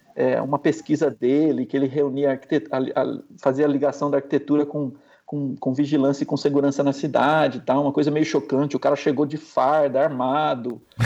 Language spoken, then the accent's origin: Portuguese; interior of São Paulo, Brazil; eu sou do interior de São Paulo